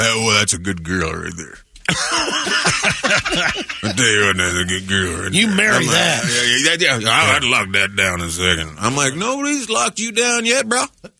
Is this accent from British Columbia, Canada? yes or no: yes; Terrace, British Columbia, Canada; Terrace, British Columbia. If you go on an Alaska cruise, you will float right by Prince Rupert